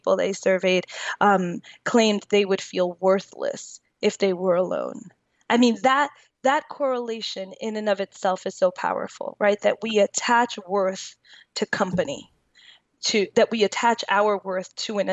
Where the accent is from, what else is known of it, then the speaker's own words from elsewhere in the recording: New York, United States; I'm from New York